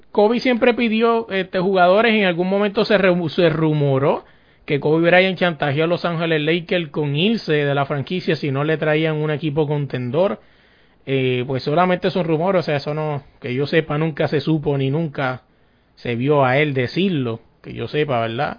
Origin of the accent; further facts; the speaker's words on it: Puerto Rico; somos puertorriqueños